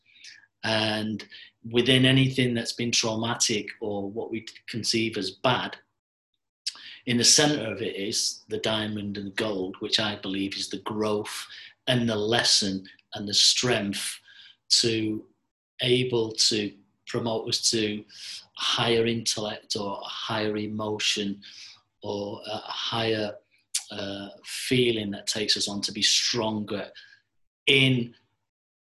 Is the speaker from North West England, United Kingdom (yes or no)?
yes; Manchester, North West England, United Kingdom; born in Manchester, and at the moment I'm 60 years of age